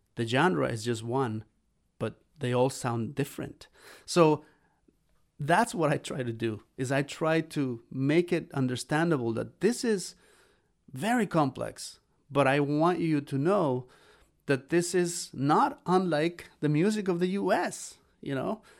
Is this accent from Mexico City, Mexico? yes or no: no; Xalapa, Veracruz, Mexico; moved away; my hometown, in Jalapa, Veracruz, Mexico